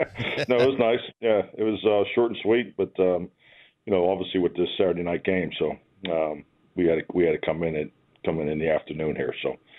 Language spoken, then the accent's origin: English; Pittsburgh, Pennsylvania, United States; moved away; just being a kid growing up in Pittsburgh.